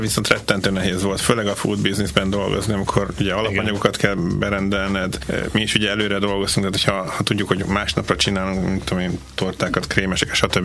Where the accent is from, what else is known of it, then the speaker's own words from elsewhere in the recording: Hungary; now in Adelaide, Australia; magyarok vagyunk